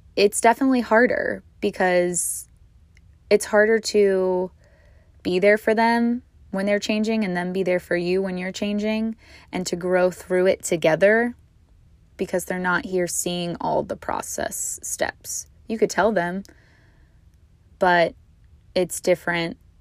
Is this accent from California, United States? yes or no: no; Virginia, United States; now in Hawaii, United States; my hometown of Virginia